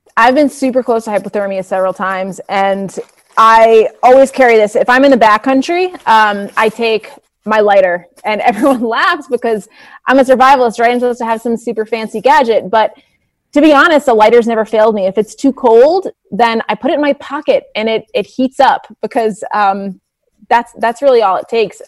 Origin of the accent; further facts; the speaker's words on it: New England, United States; I grew up in New England